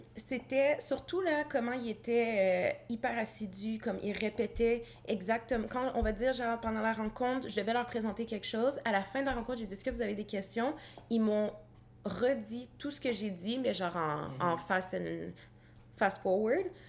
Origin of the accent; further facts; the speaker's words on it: Gatineau, Quebec, Canada; je suis née à Gatineau